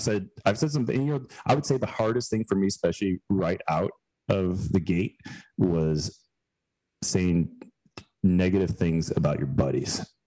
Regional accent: Chicago suburbs, Illinois, United States; moved away as an adult; also born or lived in Girona, Spain; now in Greenville, United States; we moved back to where my wife and I uh, both grew up in Chicago burbs

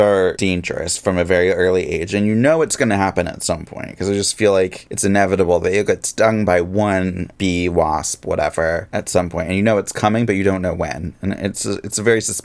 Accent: Pacific Northwest, United States; I grew up in the Pacific Northwest, where we had whales

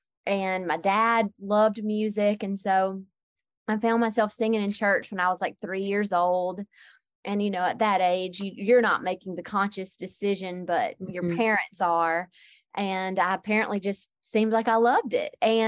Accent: Georgia, United States; accent: Southern; Southwest Georgia.

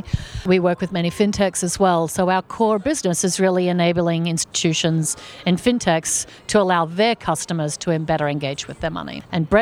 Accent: Australia; moved away as an adult; now in United States; I am originally Australian, but have been in the U.S. 15 years. So I'm American now.

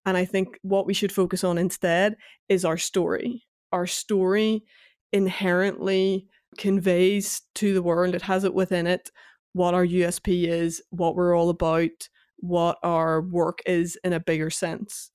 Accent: Northern Ireland, United Kingdom; my youth growing up in Northern Ireland, the tail end of the Troubles

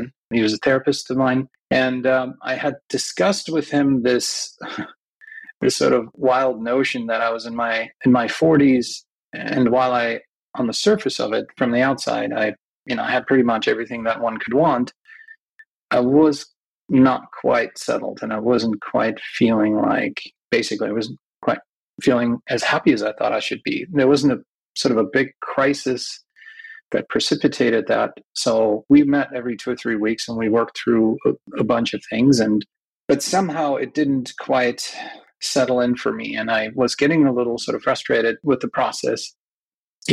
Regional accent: Germany; moved away as an adult; also born or lived in United States / San Francisco Bay Area; now in San Francisco, United States; I grew up in Europe, in Germany. I'm a dual citizen. I was actually born in the United States, but when I was about a year and a half old, my parents were Danish and German. Moved back to Europe, and then I grew up like any other German kid.

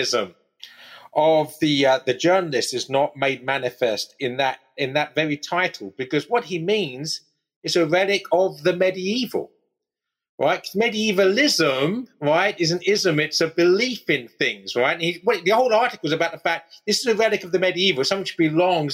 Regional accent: East Anglia, East of England, United Kingdom; I am from the East, but I'm actually from East Anglia.

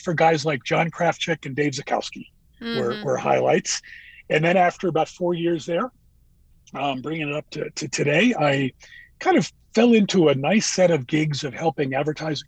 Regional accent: Northeast, United States; I grew up in the Northeast.

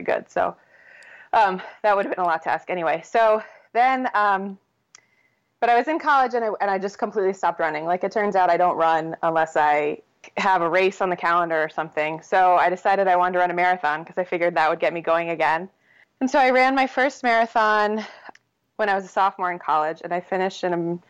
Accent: New Jersey, United States; I grew up in South Jersey, kind of near Atlantic City, about an hour from Philly

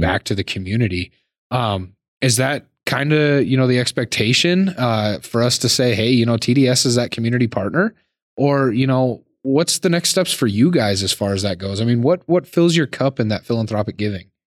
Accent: Laurel, Montana, United States; now in Billings, United States; I was born and raised in Laurel, so we can say I'm a Billings guy.

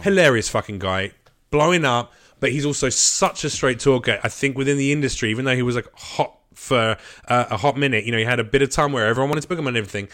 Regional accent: United Kingdom; now in Los Angeles, United States; I'm British

